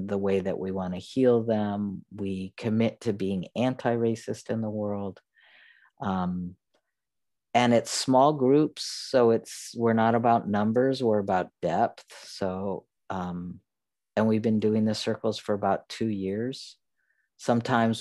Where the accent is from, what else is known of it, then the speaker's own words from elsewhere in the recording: the North, United States; I mean, the North